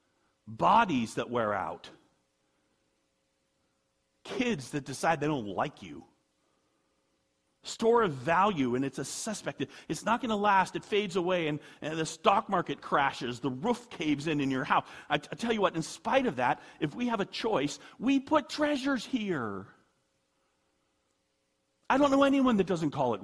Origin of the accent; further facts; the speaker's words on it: United States; I'm an American